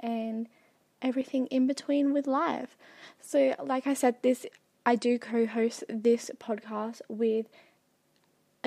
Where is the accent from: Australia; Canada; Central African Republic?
Australia; South Australia; I am from Australia, and to be specific, South Australia